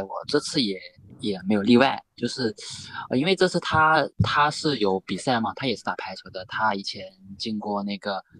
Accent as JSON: {"language": "Chinese", "town": "Guilin", "region": "Guangxi", "country": "China", "said": "其实因为回到桂林这边之后，就是我们这边被桂林方言这边还是有一些影响的。"}